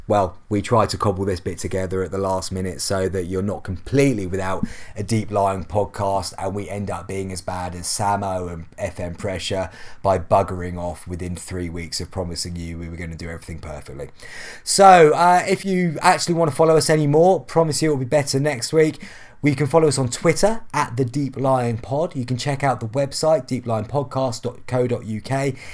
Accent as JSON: {"language": "English", "region": "England", "country": "United Kingdom", "said": "being English"}